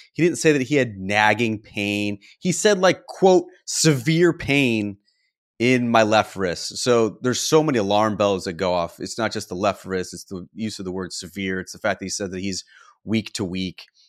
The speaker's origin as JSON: {"language": "English", "town": "Canandaigua", "region": "New York", "country": "United States", "tie": "born or raised there", "moved": "yes", "lives_now": "Nocatee, United States", "said": "I grew up in Canandaigua, uh, which is one of the Finger Lakes about thirty minutes south of Oak Hill"}